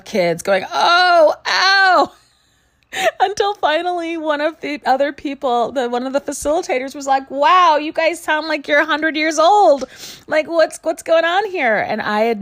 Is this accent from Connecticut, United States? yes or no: no; Chicago, Illinois, United States; moved away; I grew up in Chicago and we spent our summers in a house in a small community across the lake in Michigan